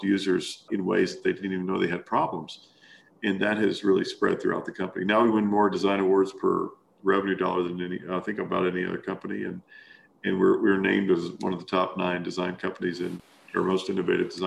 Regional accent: Kentucky, United States; moved away as an adult; also born or lived in Arkansas; I grew up in Kentucky

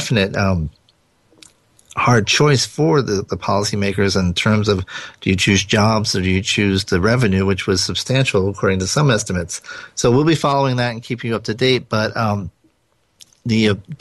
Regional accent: Rhode Island, United States; accent: Rhode Island; my Rhode Island accent

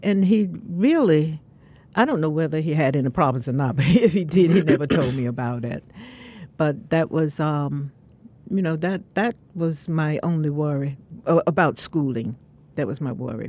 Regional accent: Severn, North Carolina, United States; also born or lived in Durham, North Carolina; I was born in Severn, North Carolina

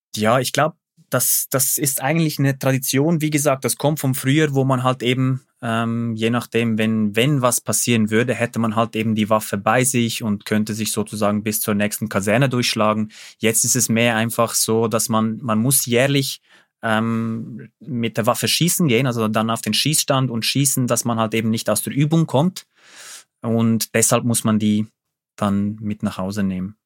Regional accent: Switzerland

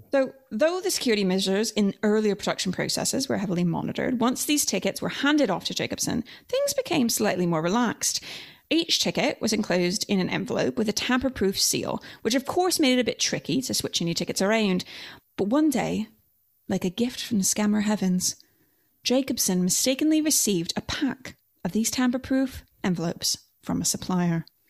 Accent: Canada; grew up in Canada.

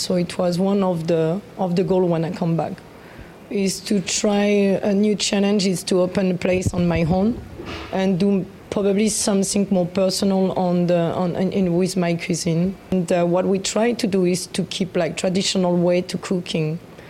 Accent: Burgundy, Bourgogne-Franche-Comté, France; English is a second language; moved away as an adult; also born or lived in Shanghai / Hong Kong; now in Taipei, Taiwan; I'm from Burgundy.

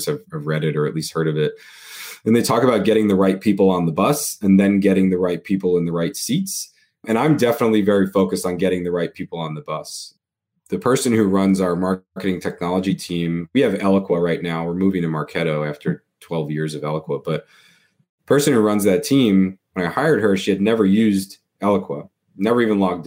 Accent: New York, United States; I grew up in New York

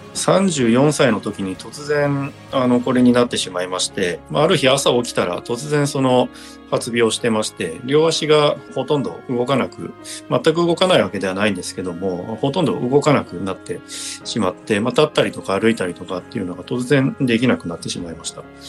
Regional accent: Chiba, Japan; 地元の千葉で日本選手権がありましてで

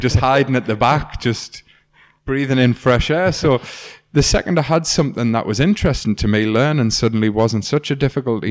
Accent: North East England, United Kingdom; When I was a kid, I grew up in Dean Review on a little estate that out the back of my house looks onto a woodland

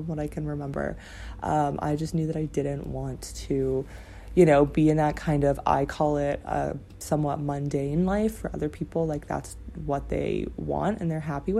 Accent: Ontario, Canada; moved away as an adult; now in China; My dream was to work downtown Toronto, which was like 2 hours away from my hometown

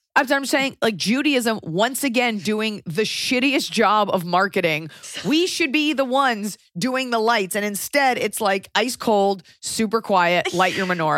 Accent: United States; as an American

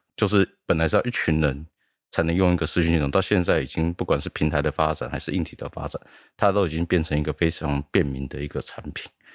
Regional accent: Taiwan; 我们台湾人

